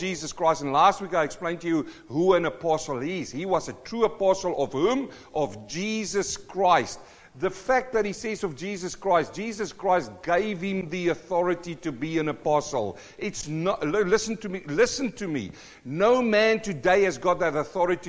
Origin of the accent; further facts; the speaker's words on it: South Africa; now in New Zealand; I'm a South African born Kiwi